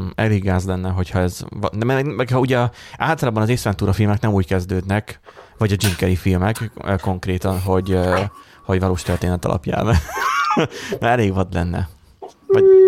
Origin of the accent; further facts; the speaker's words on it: Borsod-Abaúj-Zemplén, Hungary; mind a hárman egyébként borsodiak vagyunk